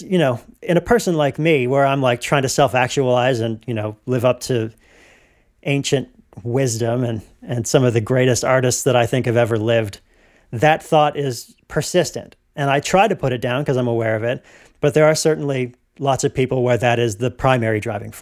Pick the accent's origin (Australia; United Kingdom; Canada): Canada; as a Canadian